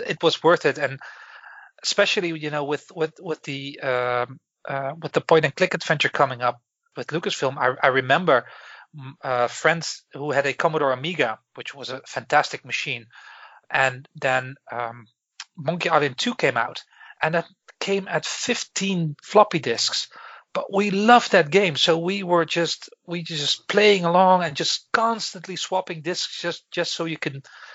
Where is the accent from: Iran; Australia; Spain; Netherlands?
Netherlands; Breda, North Brabant; moved away as an adult; also born or lived in Belfast, United Kingdom; now in Galway, Ireland; I am originally from the Netherlands, where I lived in most of my life in a beautiful city called Breda